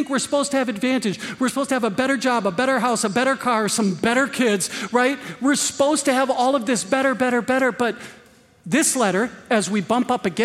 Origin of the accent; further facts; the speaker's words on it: Green Bay, Wisconsin, United States; I was born and raised in Green Bay. I can hear Lambeau Field from my backyard